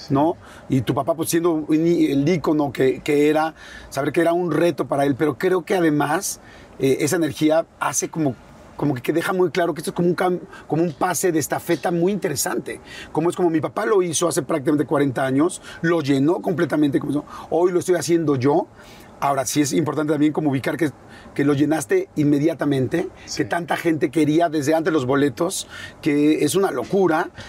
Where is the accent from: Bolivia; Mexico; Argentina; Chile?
Mexico; Guadalajara, Jalisco; also born or lived in Mexico City; nosotros, toda la familia somos de Guadalajara.